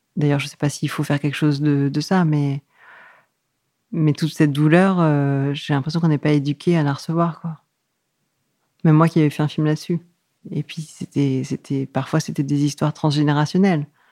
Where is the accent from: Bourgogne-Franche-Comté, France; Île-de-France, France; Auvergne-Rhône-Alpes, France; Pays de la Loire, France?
Île-de-France, France; Yvelines, western suburbs of Paris; Je suis née euh, dans les Yvelines, en banlieue ouest de Paris